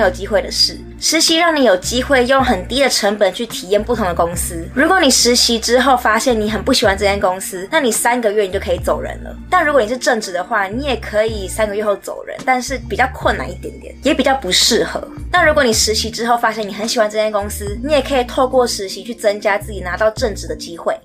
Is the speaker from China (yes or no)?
no; Taiwan; moved away as an adult; also born or lived in United States; 我在台湾长大到十八岁